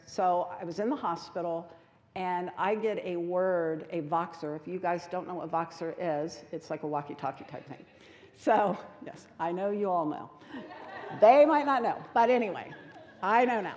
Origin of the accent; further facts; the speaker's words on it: United States; We as American culture